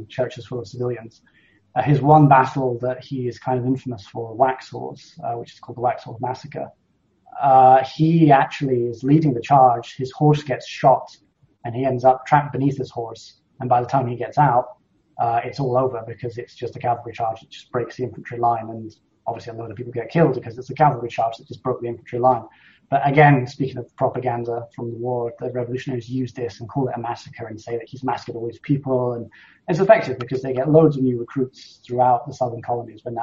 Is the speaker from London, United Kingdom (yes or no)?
no; Scotland, United Kingdom; as a Scot